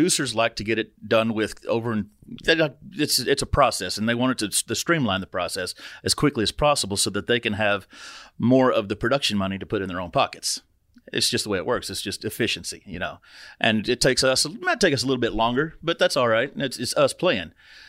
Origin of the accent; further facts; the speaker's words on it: Vian, Oklahoma, United States; her Uncle Jeff grew up in Vianne, Oklahoma, which is where I'm from.